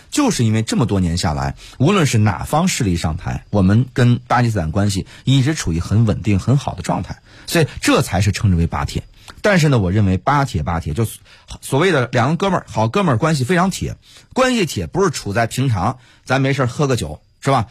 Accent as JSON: {"language": "Chinese", "country": "China", "said": "我们中国人"}